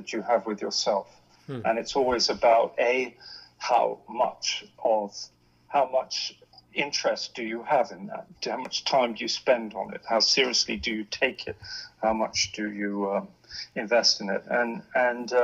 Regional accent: Hong Kong; now in London, United Kingdom; I grew up in the East, grew up in Hong Kong.

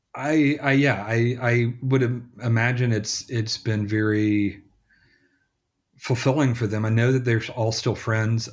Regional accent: Selmer, Tennessee, United States; moved away; also born or lived in Memphis; my hometown

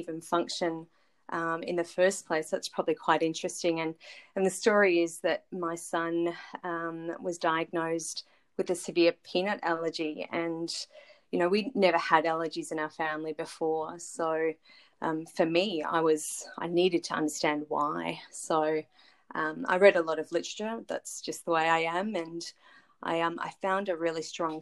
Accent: Melbourne, Victoria, Australia; moved away as an adult; now in Brisbane, Australia; I'm born and raised in Melbourne

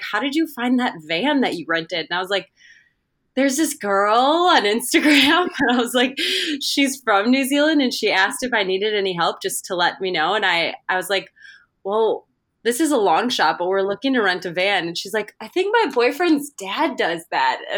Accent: Minnesota, United States; I'm from Minnesota in the States

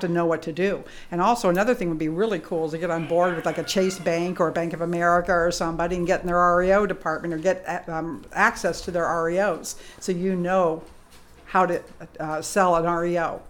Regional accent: England, United Kingdom; moved away; I was born in England

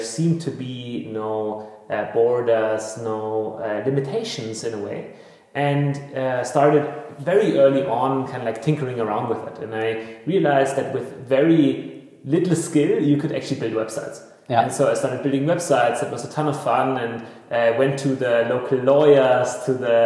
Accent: Bavarian Forest, Germany; I grew up very rurally in the Bavarian forest, in the midst of the wilderness.

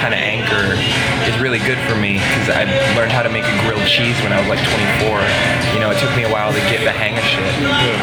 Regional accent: South Dakota, United States; moved away; I'm from South Dakota, where all of my friends, or the kids I went to high school with at least, are all now, were married before they were 25

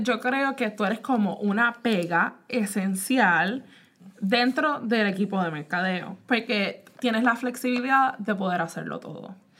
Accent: Puerto Rico; now in United States; yo pues nací en Puerto Rico

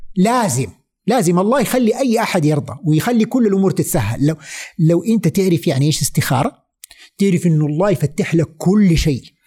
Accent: Saudi Arabia; moved away as an adult; also born or lived in Vancouver, Canada; انا سعودي موجود من هنا

